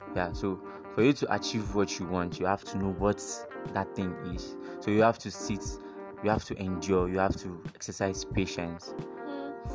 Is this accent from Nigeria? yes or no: yes; Enugu State, Nigeria; now in Zaria, Nigeria; I'm from Enugu State um, am based in Zaria